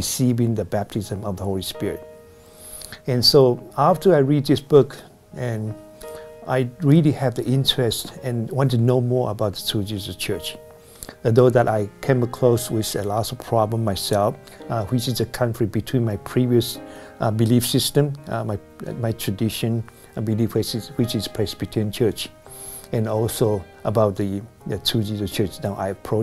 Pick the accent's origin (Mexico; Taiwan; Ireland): Taiwan; moved away as an adult; now in Bay Area, United States; when I finished my military service and I came back to Taiwan